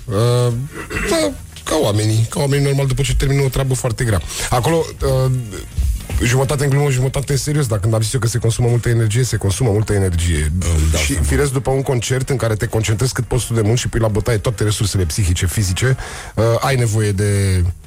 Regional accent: Bucharest, Romania; Eu crescând în Berceni. Ah. Eu fiind bucureștean, bercenar de născare

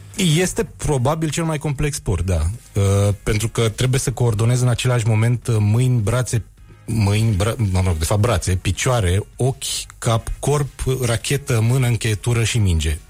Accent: Bistrița, Bistrița-Năsăud, Romania; moved away; Toți cei care au crescut în Bistrița

